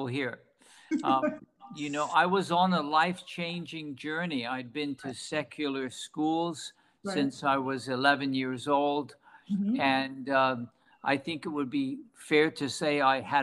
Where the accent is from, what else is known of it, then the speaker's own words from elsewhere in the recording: England, United Kingdom; moved away; I was born in England, working for a British bank when I was 18 years old